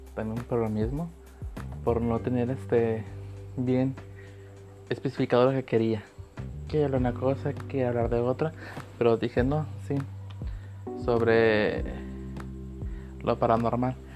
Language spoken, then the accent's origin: Spanish; Manzanillo, Colima, Mexico; Nací en Manzanillo, Colima.